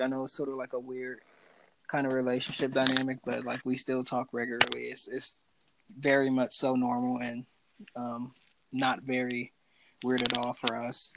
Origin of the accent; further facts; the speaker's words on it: Milwaukee, Wisconsin, United States; I grew up in Milwaukee, Wisconsin, to a family of six